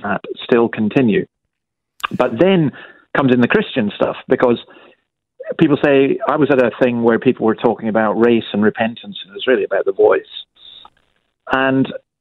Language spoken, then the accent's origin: English; Scot, Scotland, United Kingdom; now in Australia; as a Scot who doesn't have Australian citizenship yet